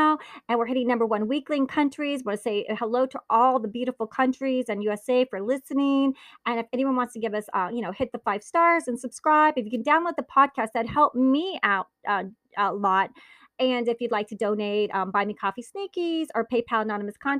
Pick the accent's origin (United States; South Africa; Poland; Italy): Italy; Naples, Campania; Since I was born in Naples, Italy